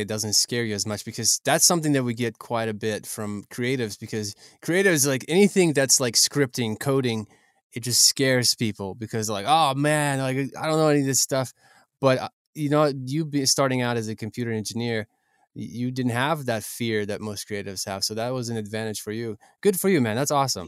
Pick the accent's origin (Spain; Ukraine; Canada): Ukraine; I'm from Ukraine